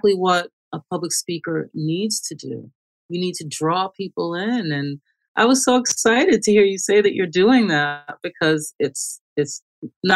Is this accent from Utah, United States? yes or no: no; Long Island, New York, United States; also born or lived in St. Thomas, Jamaica / Bronx, New York / Manhattan / Queens; I was born in Jamaica, St. Thomas, Jamaica, in the West Indies. I grew up in the Bronx until I was 8 years old, and then we moved to Long Island.